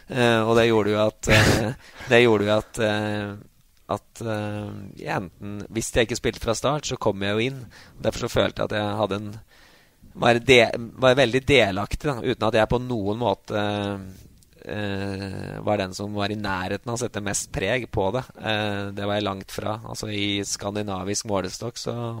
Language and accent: Norwegian; Grue, Innlandet, Norway; Grue, mm, der fattern spilte, og der jeg vokste opp